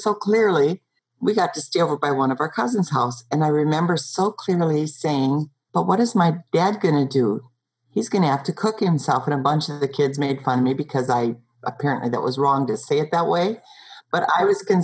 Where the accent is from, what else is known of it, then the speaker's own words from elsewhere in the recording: Montana, United States; I grew up in Montana in the outback next to the mountains